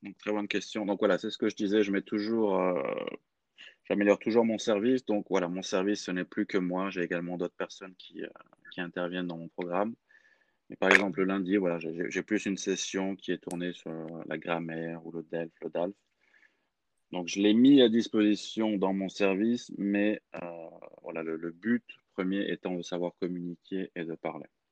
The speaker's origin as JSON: {"language": "French", "town": "Clermont-Ferrand", "region": "Auvergne-Rhône-Alpes", "country": "France", "tie": "born or raised there", "also_born_or_lived": "Lyon", "moved": "as an adult", "said": "je suis français, j'ai grandi dans une ville qui s'appelle Clermont-Ferrand, dans la région Auvergne-Rhône-Alpes"}